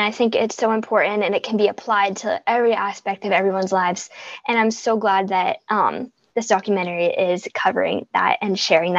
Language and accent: English; Boston, Massachusetts, United States